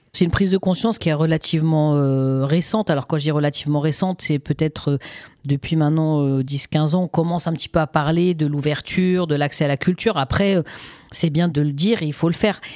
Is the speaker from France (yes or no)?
yes; Seine-Saint-Denis, Île-de-France, France; also born or lived in Paris; moi j'ai grandi en Seine-Saint-Denis